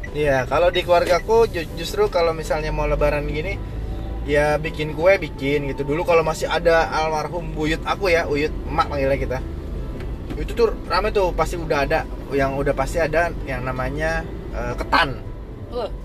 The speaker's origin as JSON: {"language": "Indonesian", "town": "Tegal", "region": "Central Java", "country": "Indonesia", "said": "Yang aku juga orang Tegal kan."}